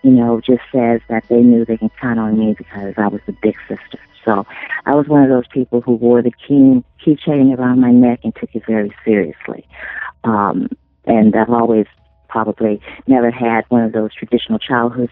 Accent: St. Louis, Missouri, United States; I'm originally from the Midwest, from St. Louis, Missouri, the Show Me State, where I was born.

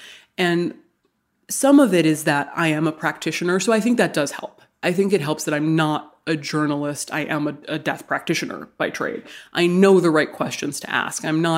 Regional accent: Hawaii, United States; born or raised there

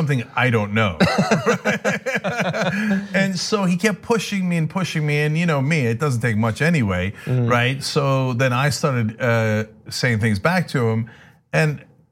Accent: United States; I grew up in America.

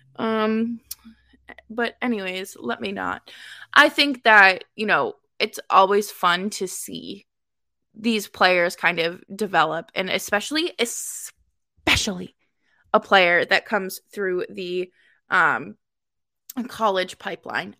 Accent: Boston, Massachusetts, United States; as a Bostonian

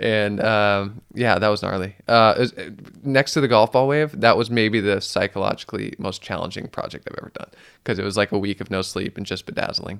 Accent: Santa Cruz, California, United States; growing up in Santa Cruz in the Monterey Bay National Marine Sanctuary

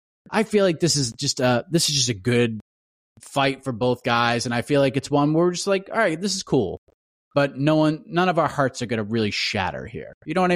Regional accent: Massachusetts, United States; I'm from Massachusetts.

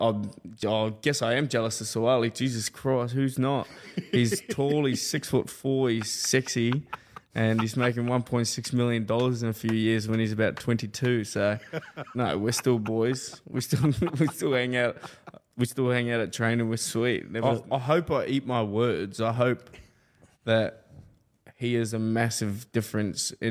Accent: New Zealand; now in Australia; I'm from New Zealand

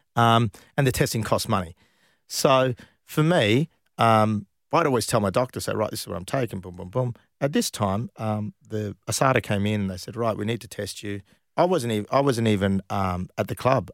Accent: Perth, Western Australia, Australia; moved away; I came from Perth

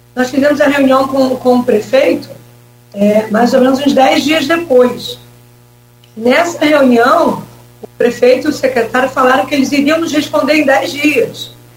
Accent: São Gonçalo, Rio de Janeiro, Brazil; moved away as an adult; also born or lived in Niterói; now in Campos dos Goytacazes, Brazil; É, eu nasci, eu nasci em São Gonçalo, né? mas eu trabalhava em Niterói.

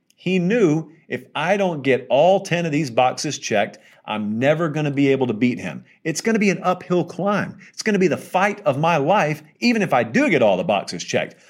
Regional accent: the South, United States; I'm from the South

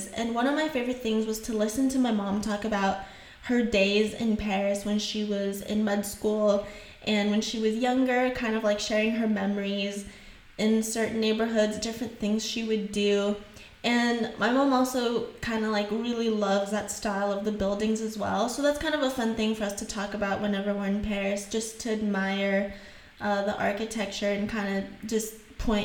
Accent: Haiti; accent: Haitian; first language French and Haitian Creole; English is a second language; moved away; I grew up speaking French, I grew up in Haiti, and I learned French and Creole, and English was my third language.

